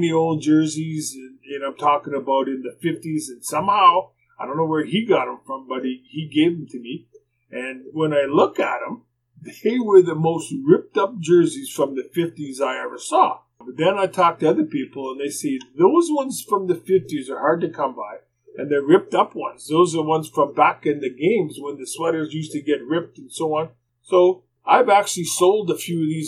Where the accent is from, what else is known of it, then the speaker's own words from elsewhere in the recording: Winnipeg, Manitoba, Canada; when I was a young kid growing up in Winnipeg